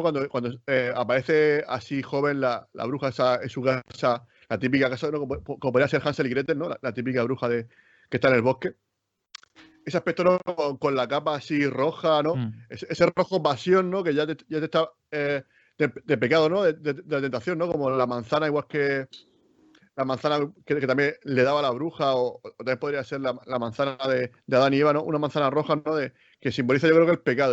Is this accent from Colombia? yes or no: no; Spain; nosotros que somos de España